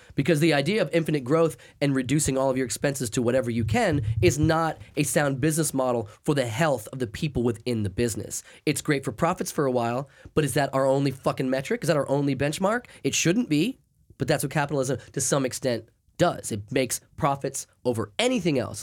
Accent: Maine, United States; moved away; since I grew up in Maine.

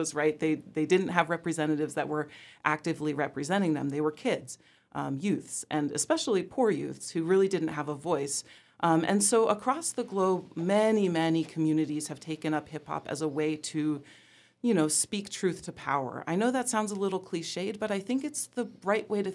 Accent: Eugene, Oregon, United States; moved away; I grew up in Eugene, Oregon, a very, very white town in a very white state

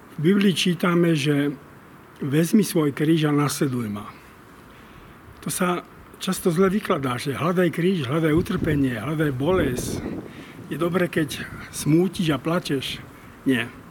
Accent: Slovakia; Sme Slováci takí, akí sme

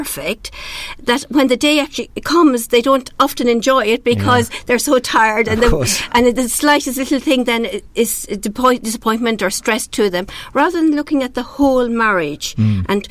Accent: Ireland; being Irish myself

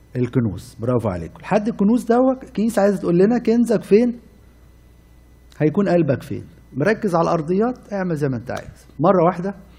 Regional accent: Cairo, Cairo Governorate, Egypt; عندنا في مصر قديمه

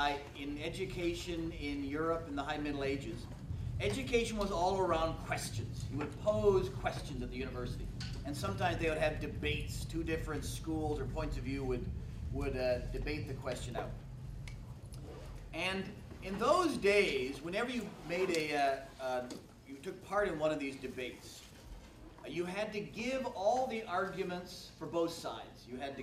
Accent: Massachusetts, United States; I grew up in Massachusetts. Yep.

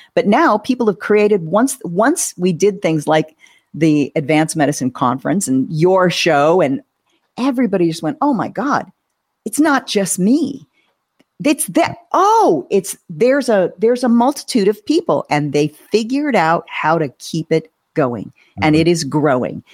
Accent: Southern California, United States; I grew up in Southern California, going to Disneyland every year

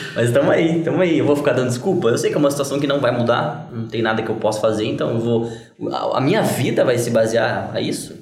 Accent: Brazil; eu sou do Brasil

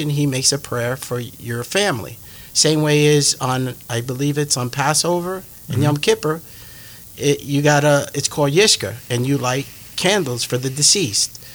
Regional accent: New York, United States; moved away; I was from New York

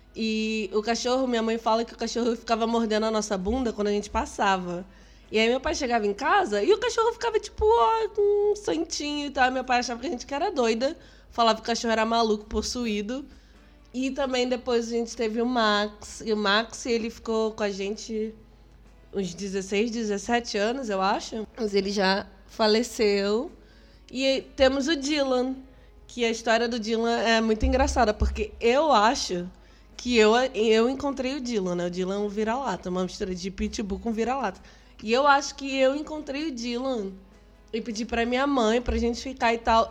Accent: Rio de Janeiro, Brazil; Sou carioca, a gente ia muito pra praia à noite com meus amigos e violão

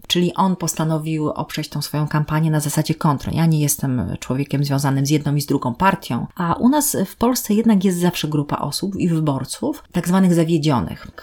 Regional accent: southern Poland, Poland; also born or lived in Warsaw; now in Gdańsk, Poland; Ja jestem z południa Polski

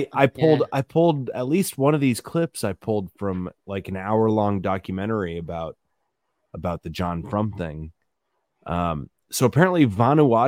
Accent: Indiana, United States; I was born and raised in Indiana, and we don't call ourselves Indians. We call ourselves Hoosiers

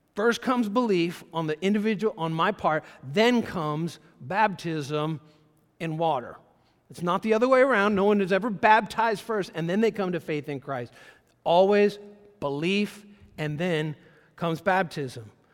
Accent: Brunswick, Georgia, United States; moved away; also born or lived in Pensacola, Florida; Brunswick, Georgia, my hometown where I was born, he was our pastor in Brunswick, Georgia.

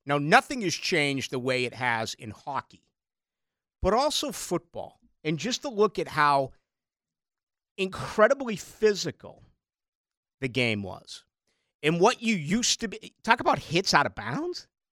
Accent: Brockton, Massachusetts, United States; now in Jacksonville, United States; where I grew up in Brockton, Massachusetts.

